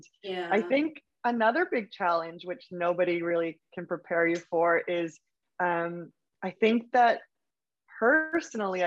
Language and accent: English; Vancouver, British Columbia, Canada; moved away as an adult; also born or lived in Berlin; now in New York City, United States; I'm from Vancouver, Canada originally, and I left here about 7 years ago.